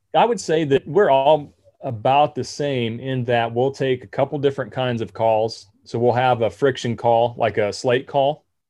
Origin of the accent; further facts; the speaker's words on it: Nebraska, United States; I'm from Nebraska